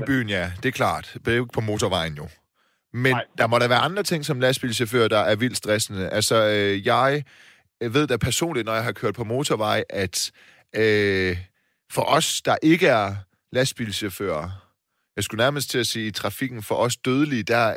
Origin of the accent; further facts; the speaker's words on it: Silkeborg, Central Denmark Region, Denmark; now in Copenhagen, Denmark; til Silkeborg, min hjemby